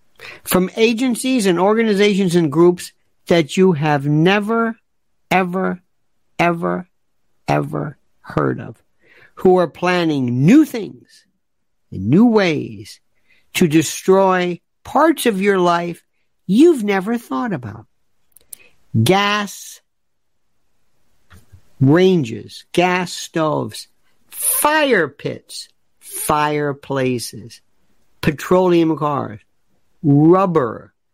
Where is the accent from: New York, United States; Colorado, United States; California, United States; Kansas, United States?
New York, United States; New York City; I'm from New York City. And we had really the best pizza where it was coal.